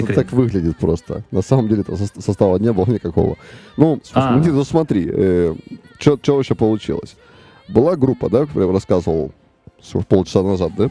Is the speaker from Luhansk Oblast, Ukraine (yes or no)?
yes; Luhansk, Luhansk Oblast, Ukraine; now in Kharkiv, Ukraine; и потом в 2014 году мы благополучно все из Луганска уехали потому что там начался э, эти военные действия, и все, и все разъехались.